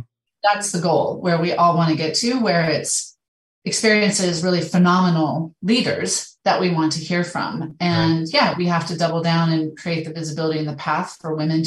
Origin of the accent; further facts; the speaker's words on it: Idaho, United States; moved away as an adult; also born or lived in Middle East / Montana; now in Canada; I'm from Idaho. I've been living in Idaho. I kind of grew up in the West.